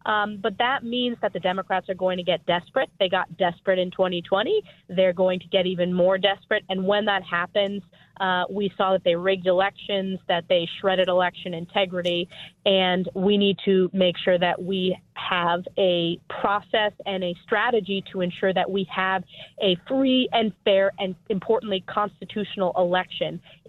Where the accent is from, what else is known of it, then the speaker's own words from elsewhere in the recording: New York, United States; my home state of New York